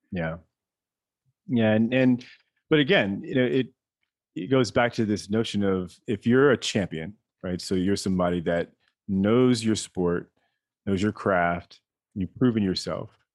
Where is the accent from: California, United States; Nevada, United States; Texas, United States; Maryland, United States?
Maryland, United States; I was raised in Maryland